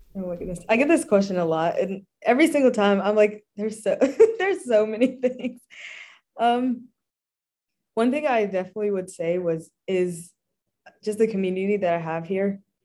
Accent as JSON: {"language": "English", "town": "Dallas", "region": "Texas", "country": "United States", "moved": "as an adult", "lives_now": "Pine Mountain, United States", "said": "I'm from Dallas, Texas, the town"}